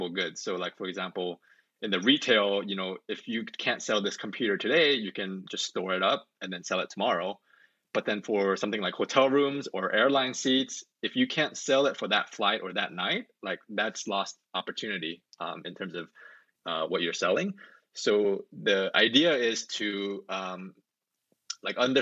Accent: Orange County, California, United States; moved away as an adult; also born or lived in Korea / upstate New York; now in Atlanta, United States; Well, I was born in Korea, but then I grew up in Orange County, California.

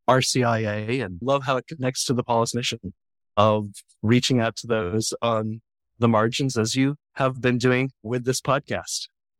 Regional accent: Northern New England, United States; now in Bethesda, Maryland, United States; So I am in Bethesda, Maryland, Archdiocese of Washington. I am a Northern New Englander

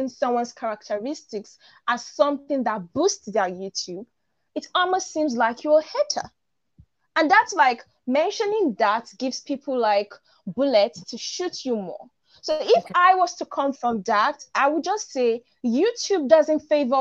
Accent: Nigeria; accent: African; I'm Nigerian and I have sort of like an African accent.

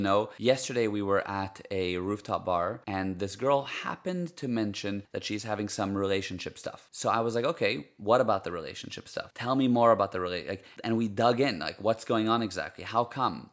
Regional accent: United States; first language Hebrew; English is a second language; moved away as an adult; now in Cape Town, South Africa; I grew up in the States, and my parents are Israeli, so Hebrew is my first language

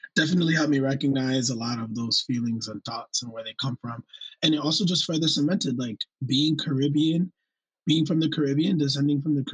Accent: New York, United States; first language Spanish; English is a second language; So my first language was Spanish. And it wasn't until first grade that I was actually put into English speaking class. And then I had this funny accent because I was raised in New York

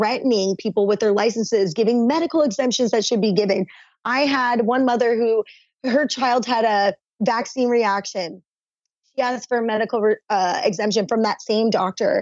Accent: Arizona, United States; moved away as an adult; now in Hawaii, United States; I'm originally from Arizona, and I will say I've been out here around 11 years.

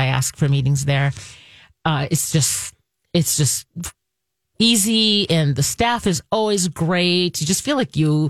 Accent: Israel; now in Minnesota, United States; I'm not from here. And so I'm fascinated by the And where are you from? I'm from Israel.

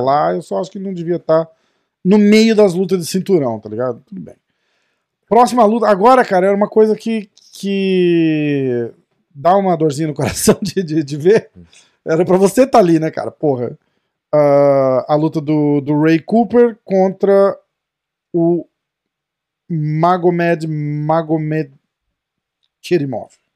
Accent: Brazil; a gente é brasileiro

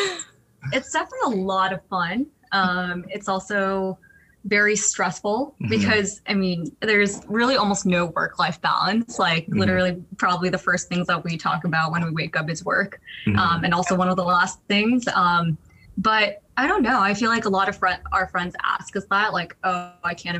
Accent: Colorado, United States; born there; also born or lived in Pittsburgh, United States / Syracuse, United States; I was born in the States. I was actually born in Colorado. I don't really remember much about it, but my family kind of moved around a lot when I was younger. So at one point I was in like Pittsburgh and Syracuse.

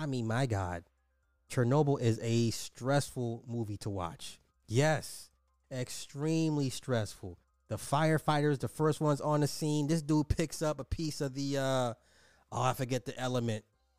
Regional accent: Cincinnati, Ohio, United States; I'm from Cincinnati, and it was about 2 hours away and could smell the burning of whatever was for 2 days, but this is nothing new in the great state of Ohio.

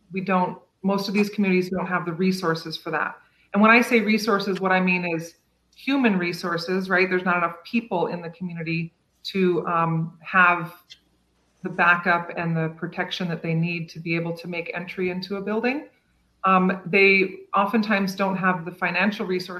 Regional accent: Kotzebue, Alaska, United States; also born or lived in Selawik, Alaska; now in Eagle River, United States; I'm from Selawik, and I grew up in Kotzebue. Now I live in Eagle River.

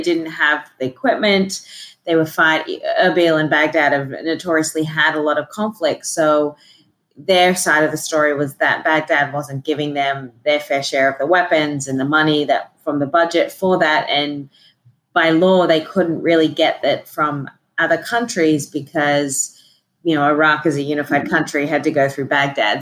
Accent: Australia; moved away; also born or lived in Sydney; I am originally from Australia

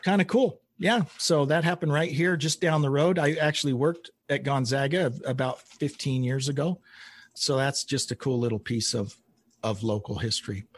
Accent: Spokane, Washington, United States; The very first live recording of … happened here in my hometown

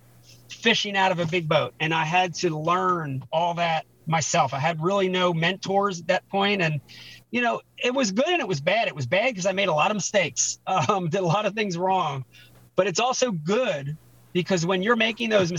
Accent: Pittsgrove, New Jersey, United States; also born or lived in Philadelphia, Pennsylvania; growing up in Philadelphia and then later New Jersey

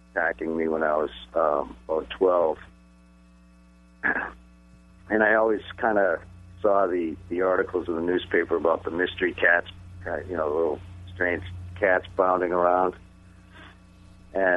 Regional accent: Easton, Massachusetts, United States; I grew up in Easton

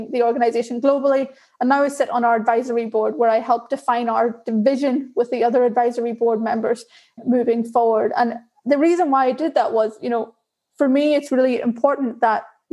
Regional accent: Ireland; accent: Irish; I'm Irish by my accent. And so I grew up in Ireland.

